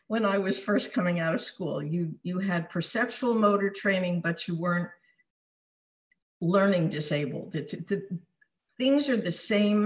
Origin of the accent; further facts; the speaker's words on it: South Orange, New Jersey, United States; moved away as an adult; also born or lived in Newark, New Jersey / Short Hills, New Jersey; now in Southern California, United States; I was born in Newark. I grew up in South Orange